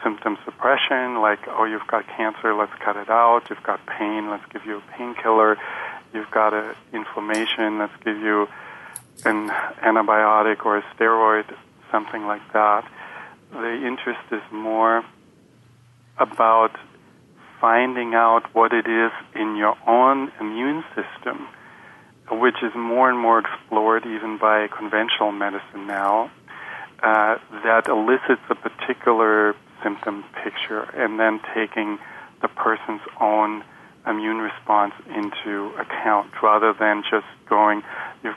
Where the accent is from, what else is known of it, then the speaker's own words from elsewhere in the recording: Germany; moved away as an adult; also born or lived in Chicago; I was born in Germany into a family of German MDs